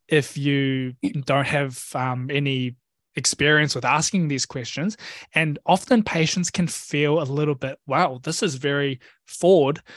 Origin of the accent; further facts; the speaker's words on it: New Zealand; I grew up in New Zealand actually. So my family oh. immigrated to NZ when I was one years old.